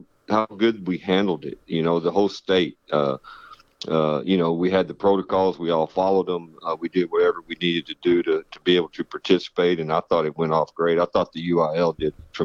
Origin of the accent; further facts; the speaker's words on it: West Texas, United States; moved away as an adult; also born or lived in El Campo / San Angelo; now in South Texas, United States; the kind of kids I grew up with in West Texas